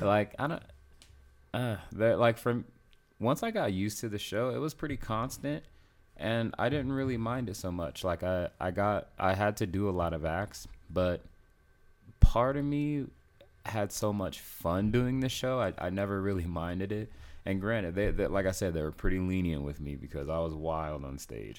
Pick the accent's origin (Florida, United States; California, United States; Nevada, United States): Nevada, United States; Las Vegas; also born or lived in South Carolina; I live most of my life in Vegas, but I was born in South Carolina.